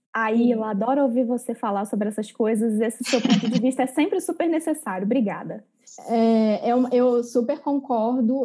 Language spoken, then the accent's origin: Portuguese; Barroso, Minas Gerais, Brazil; se você for lá na minha cidade, Barroso, no interior de Minas, de 20 mil habitantes